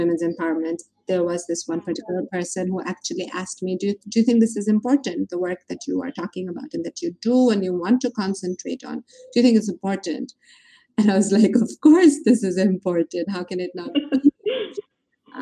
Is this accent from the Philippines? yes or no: no; Bangladesh; Growing up in Bangladesh as a woman